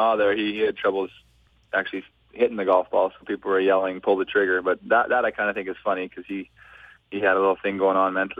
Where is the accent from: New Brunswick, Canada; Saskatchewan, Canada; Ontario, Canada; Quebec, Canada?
Saskatchewan, Canada; Yorkton; also born or lived in Edmonton; now in Los Angeles, United States; I did 4 years in my hometown of Yorkton, Saskatchewan, and then I moved it to Saskatoon.